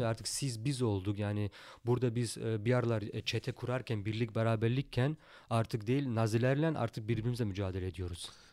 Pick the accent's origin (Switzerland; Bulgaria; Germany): Germany; also born or lived in Turkey; burada doğup büyüdük.